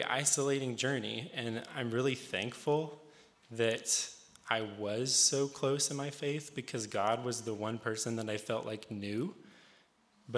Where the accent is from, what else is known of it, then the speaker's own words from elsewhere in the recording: Rural Retreat, Virginia, United States; now in Harrisonburg, United States; I'm not originally from Harrisonburg. I'm from a small town in Southwest Virginia, right off of Exit 60 on Interstate 81 called Rural Retreat. I grew up in a Pentecostal holiness church